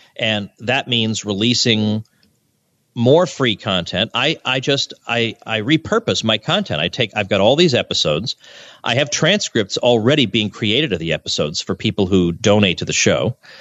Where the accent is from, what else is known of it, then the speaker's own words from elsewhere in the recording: Massachusetts, United States; moved away as an adult; also born or lived in Kansas; now in Florida, United States; but I grew up in Massachusetts.